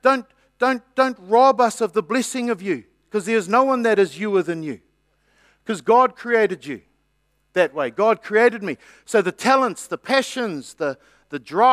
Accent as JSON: {"language": "English", "country": "New Zealand", "said": "I'm a New Zealander"}